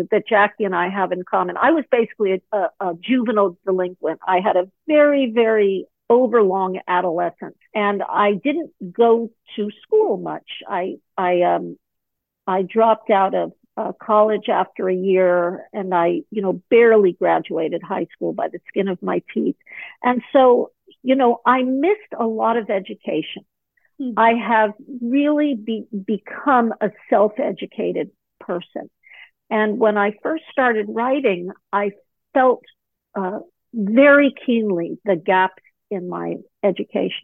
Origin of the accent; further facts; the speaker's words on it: Malibu, California, United States; moved away as an adult; also born or lived in Pacific Northwest; I grew up in Malibu Colony in the late 60s, early 70s